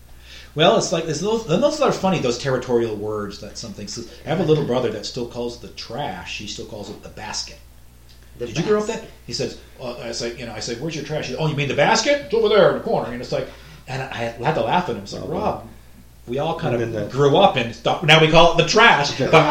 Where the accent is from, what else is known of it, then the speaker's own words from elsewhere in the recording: New Hampshire, United States; growing up in New Hampshire.